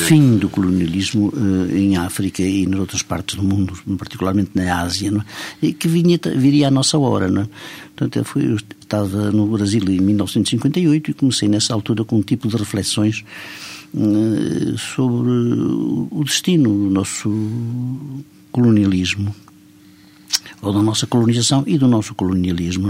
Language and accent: Portuguese; São Pedro do Rio Seco, Centro, Portugal; now in France; eu nasci no distrito da Guarda, realmente numa aldeia do distrito da Guarda chamada São Pedro do Rio Seco, que se encontra entre Vila Formoso e Almeida